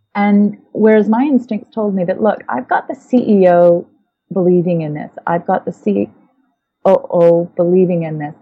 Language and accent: English; Winnipeg, Manitoba, Canada; moved away as an adult; I'm actually originally from the Canadian prairies. I was born in Winnipeg and um, lived, well, the, the first uh, 20 odd years of my life in Canada